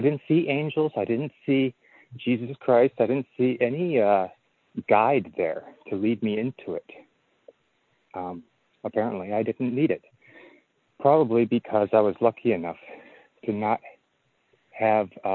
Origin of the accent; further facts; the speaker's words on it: Eau Claire, Wisconsin, United States; when I was 6 years old, I was growing up in Wisconsin in a little town called Eau Claire, Wisconsin